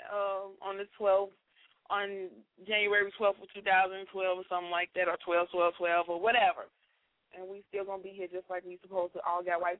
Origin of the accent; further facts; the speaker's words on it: Chicago, Illinois, United States; That's my hometown, Chi-Town